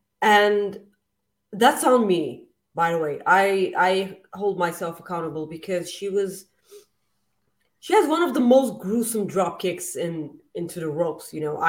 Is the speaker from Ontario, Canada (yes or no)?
no; Winnipeg, Manitoba, Canada; I'm from Winnipeg.